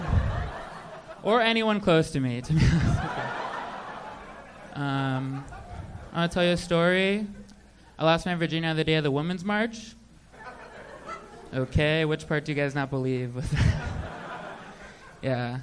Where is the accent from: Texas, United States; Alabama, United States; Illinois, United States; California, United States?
California, United States; Huntington Beach; also born or lived in Boston; I'm from Orange County, and then I went to school in Boston